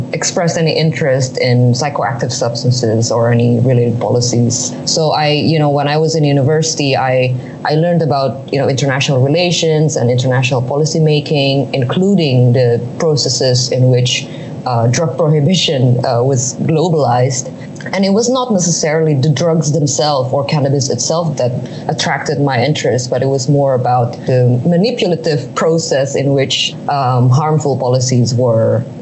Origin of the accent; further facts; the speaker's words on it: Indonesia; my home country in Indonesia